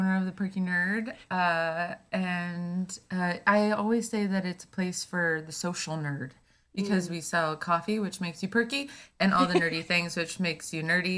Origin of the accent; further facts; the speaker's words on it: Arizona, United States; I grew up in Arizona